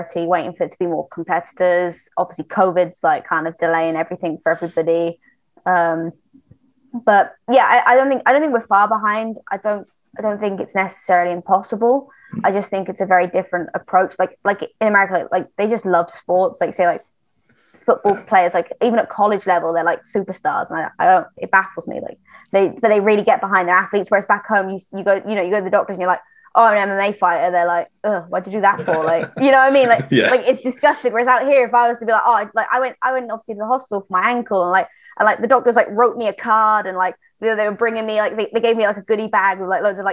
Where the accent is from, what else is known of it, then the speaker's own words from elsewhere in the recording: Wales, United Kingdom; moved away as an adult; I grew up in Wales.